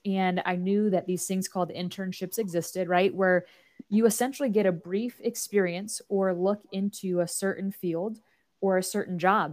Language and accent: English; Nebraska, United States; I was born and raised in Nebraska